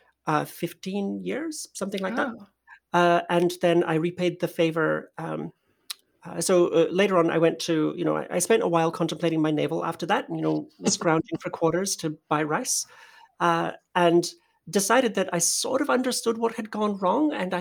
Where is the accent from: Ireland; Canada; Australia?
Australia; Perth, Western Australia; born or raised there; moved away as an adult; also born or lived in Poland / New York; now in San Francisco, United States